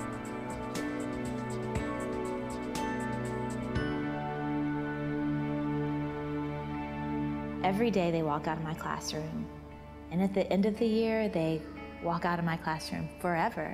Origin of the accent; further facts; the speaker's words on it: Georgia, United States; I grew up in Georgia, mostly at my grandmother's house, because my mom and dad were divorced